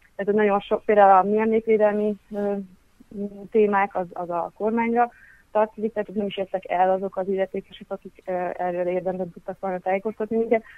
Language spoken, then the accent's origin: Hungarian; Hungary; now in Budapest, Hungary; a Szegeden, az történetesen az én szülőfalum